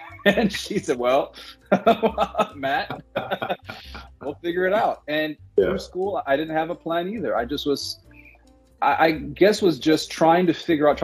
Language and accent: English; South Africa; now in United States; My mother is South African.